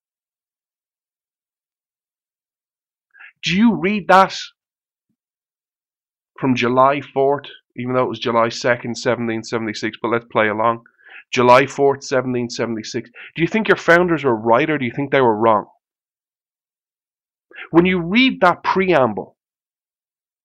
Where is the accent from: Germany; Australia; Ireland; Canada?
Ireland; I'm Irish.